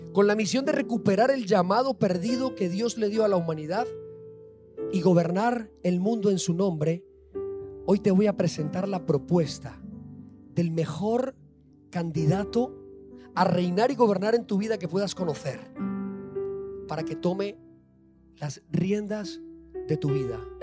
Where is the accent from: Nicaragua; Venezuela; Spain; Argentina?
Spain; yo soy español